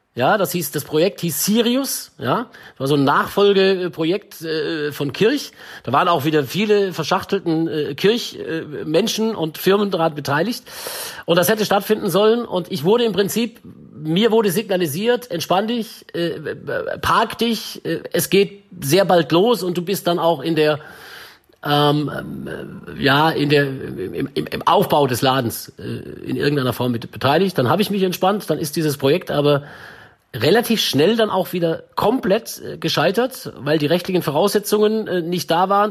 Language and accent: German; Swabia, Baden-Württemberg, Germany; accent: Swabian; now in Munich, Germany; ich bin ja Schwabe, Ne? Und ich konnte dann aber wirklich Hochdeutsch sprechen